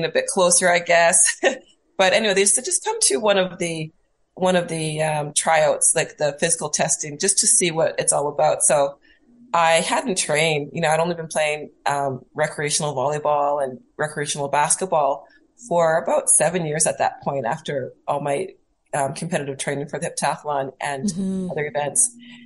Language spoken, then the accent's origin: English; North Battleford, Saskatchewan, Canada; moved away as an adult; also born or lived in Toronto / Calgary / France; now in Edmonton, Canada; I was born in North Battleford, Saskatchewan, went to university in Toronto